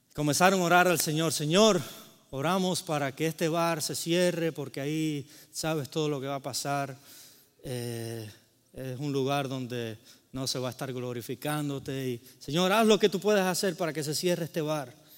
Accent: Cuba; moved away; vengo de Cuba

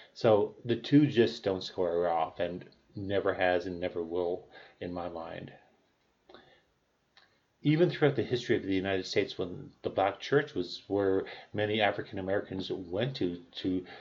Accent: Canada; I'm Canadian

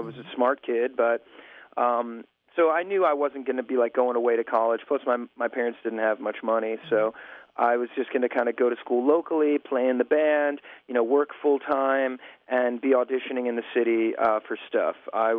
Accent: New York, United States; I was from New York.

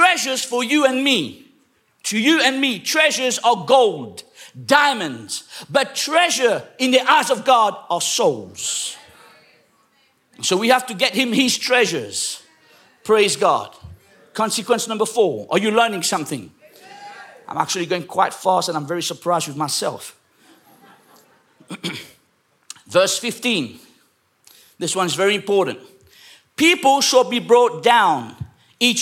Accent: England, United Kingdom; I was raised up in England

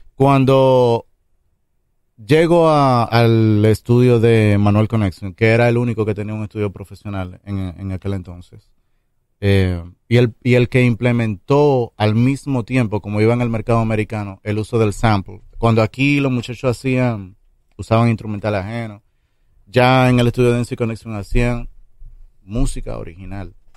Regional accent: Santo Domingo Este, Distrito Nacional, Dominican Republic; Yo crecí en Mendoza Segunda, que eso queda atrás del Brizal

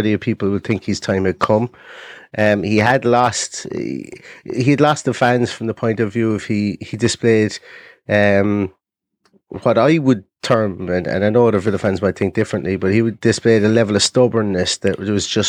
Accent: Ireland; accent: Irish; as you can probably guess by my accent, I'm Irish

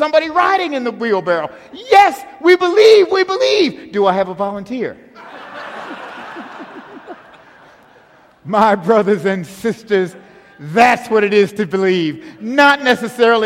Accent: Buffalo, New York, United States; Helene and I grew up in Buffalo, New York

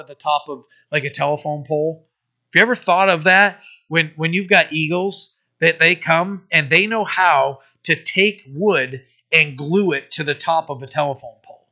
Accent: United States; I'm an American

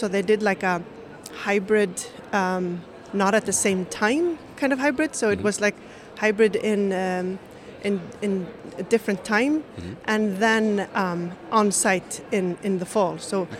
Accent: Reykjavik, Capital Region, Iceland; So I'm from Reykjavik. I'm from Reykjavik, Iceland

